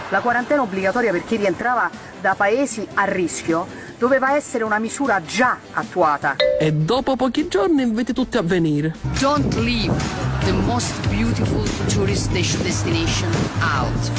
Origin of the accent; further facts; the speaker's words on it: Southern Italy, Italy; Lo dico per lei, anche io sono terrone, quindi l'ho visto sulla pelle.